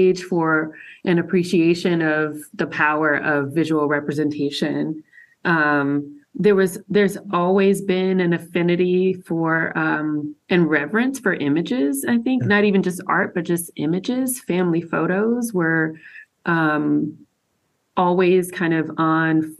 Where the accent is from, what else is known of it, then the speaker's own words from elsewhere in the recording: Macon, Georgia, United States; I'm from Macon, Georgia. That's where I grew up